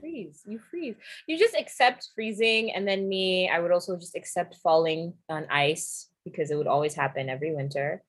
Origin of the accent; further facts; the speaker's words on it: New York, United States; also born or lived in England / Nairobi, Kenya; I was raised in New York